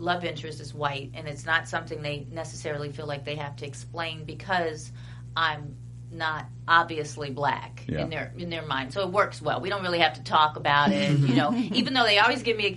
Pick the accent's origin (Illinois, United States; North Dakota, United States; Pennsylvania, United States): Illinois, United States; Chicago; moved away; also born or lived in Hollywood; I grew up in Hyde Park, and in Hyde Park, that's where Barack was living with his family